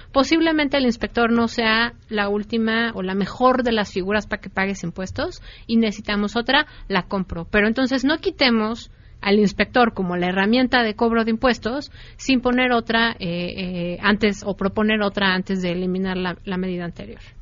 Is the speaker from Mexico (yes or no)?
yes; Mexico City, Mexico; yo como muchos capitalinos